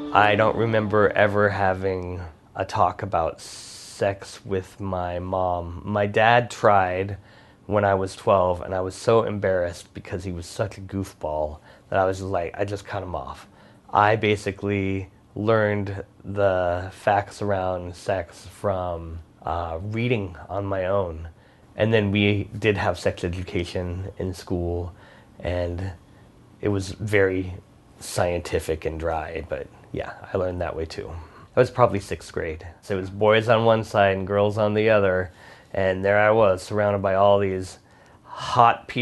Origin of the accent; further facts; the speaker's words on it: Tucson, Arizona, United States; I grew up in Tucson, Arizona